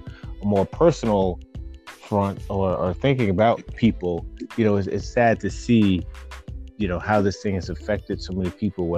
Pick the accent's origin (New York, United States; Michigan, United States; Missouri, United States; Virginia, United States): New York, United States; Nyack; also born or lived in Middletown; born and raised in New York, little right outside the city, the suburbs called Nyack, and then lived in a place called Middletown.